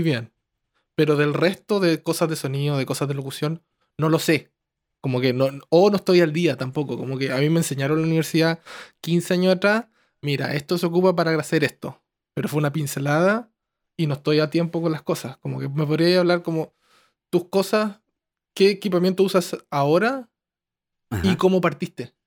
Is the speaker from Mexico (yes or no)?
no; Chile; moved away; also born or lived in Santiago; como soy chileno, me, relacioné con harta gente, como porque pues, como soy de pueblo y me fui a Santiago